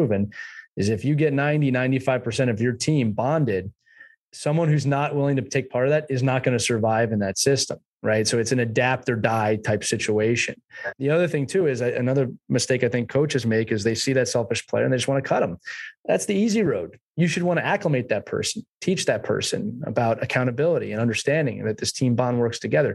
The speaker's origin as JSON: {"language": "English", "country": "United States", "moved": "yes", "lives_now": "England", "said": "I'm an American coaching in England"}